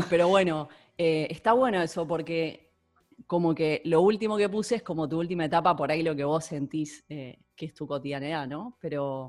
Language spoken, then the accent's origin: Spanish; Argentina; now in Catalonia, Spain; siento que el argentino, que es nosotros hablamos castellano